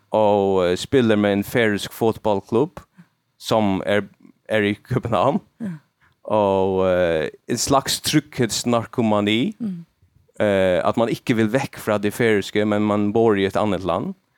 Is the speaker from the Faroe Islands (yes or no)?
yes; Faroe Islands; first language Faroese; Swedish is a second language; also born or lived in Denmark; jag som färing och inte jag kan inte snacka mitt eget språk mitt uh, morsmål